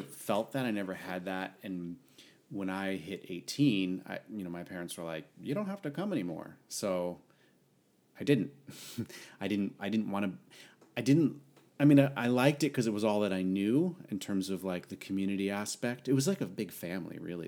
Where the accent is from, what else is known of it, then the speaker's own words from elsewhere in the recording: Connecticut, United States; moved away as an adult; now in San Diego, United States; I hail from the Northeast, the lovely, small state of Connecticut